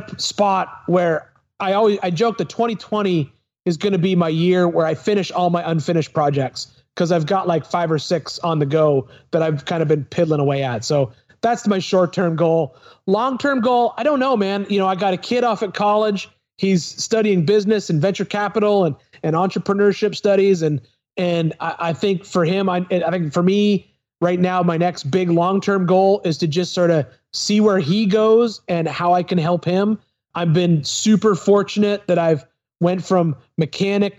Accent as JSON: {"language": "English", "town": "Smiths Falls", "region": "Ontario", "country": "Canada", "also_born_or_lived": "Ottawa River", "moved": "yes", "lives_now": "Spring Hill, United States", "said": "I'm from Smiths Falls"}